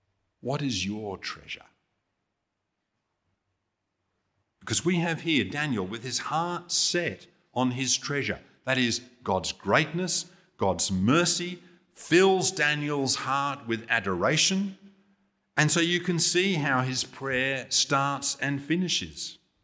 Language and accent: English; England, United Kingdom; You know, as a kid growing up in England, TV in those days was pretty limited.